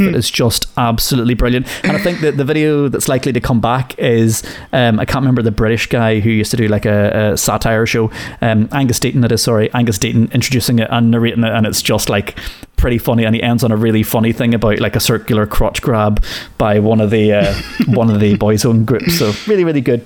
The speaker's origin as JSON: {"language": "English", "country": "Ireland", "said": "being Irish"}